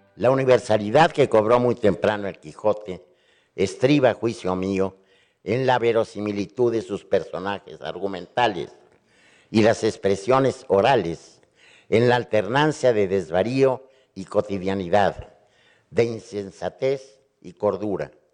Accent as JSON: {"language": "Spanish", "country": "Mexico", "said": "Yo, como mexicano"}